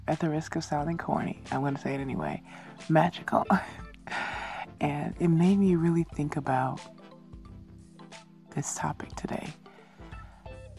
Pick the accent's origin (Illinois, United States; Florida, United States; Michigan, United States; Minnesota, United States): Illinois, United States; Chicago; moved away as an adult; now in Korea; from Chicago, my hometown